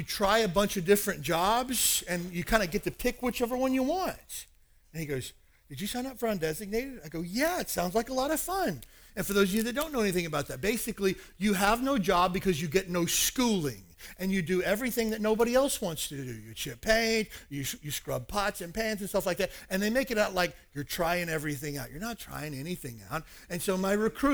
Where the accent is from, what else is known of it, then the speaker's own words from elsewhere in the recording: Kentucky, United States; moved away as an adult; my hometown of 4,000 people in a redneck town in Kentucky.